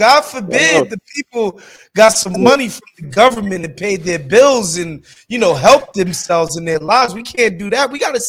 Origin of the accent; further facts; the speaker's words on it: New York City, New York, United States; moved away as an adult; now in Los Angeles, United States; I'm from New York City, right? Like I moved here 4 years ago